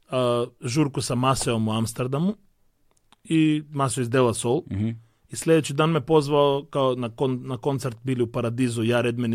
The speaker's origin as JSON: {"language": "Croatian", "country": "North Macedonia", "said": "ja sam artist sad iz Makedonije"}